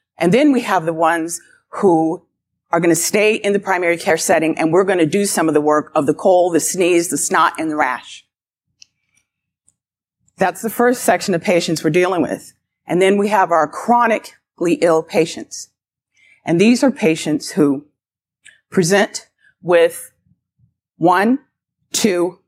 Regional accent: Boulder, Colorado, United States; moved away; I grew up in Boulder, Colorado, and I remember as a child

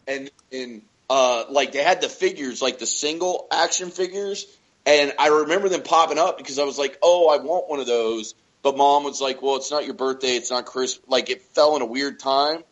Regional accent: Haines City, Florida, United States; a small town that me and, and Johnny lived in when we were growing up in Haines City.

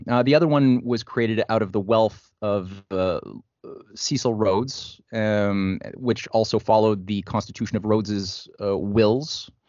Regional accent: Canada

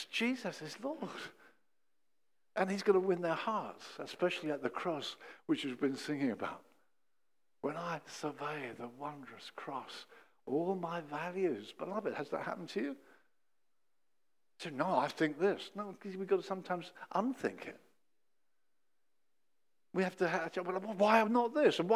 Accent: England, United Kingdom; we as English people got a plummy verse

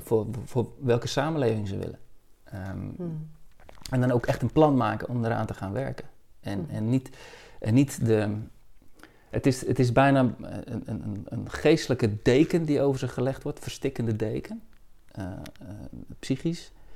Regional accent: Zeeland, Netherlands; Ik ben in Zeeland opgegroeid

